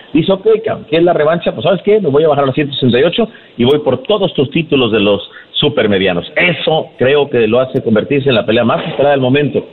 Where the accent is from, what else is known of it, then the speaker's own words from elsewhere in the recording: Mexico; parte de lo que sentimos como mexicanos